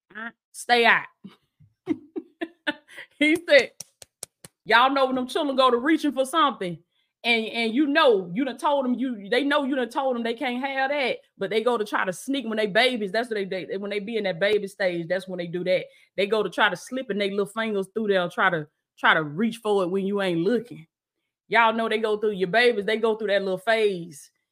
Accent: the South, United States; I'm from the South. That's how we, that's how we talk down here

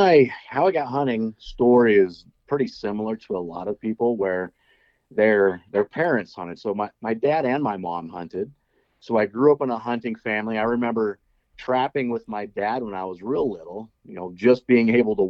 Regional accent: Nebraska, United States; I grew up in Nebraska.

